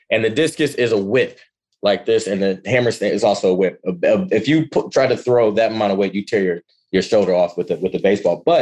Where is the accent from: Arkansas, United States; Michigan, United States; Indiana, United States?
Michigan, United States; Ann Arbor; moved away as an adult; also born or lived in Ypsilanti, Michigan / Kent, Ohio; I was born go? and raised in Ann Arbor, Michigan.